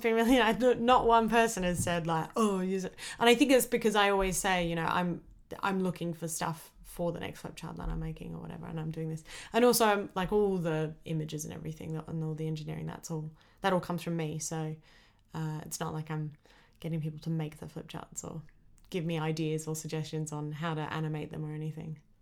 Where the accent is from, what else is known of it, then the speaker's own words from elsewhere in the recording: Australia; I was born in Australia